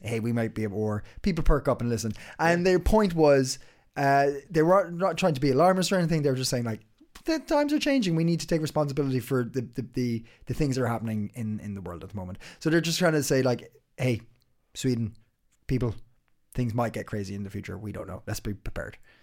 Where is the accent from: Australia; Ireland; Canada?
Ireland; now in Denmark; I'm uh, I'm Irish